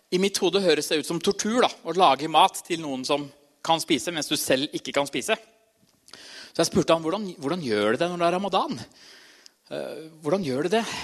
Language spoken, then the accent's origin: Norwegian; Trysil, Innlandet, Norway; moved away; Jeg kommer fra Trysil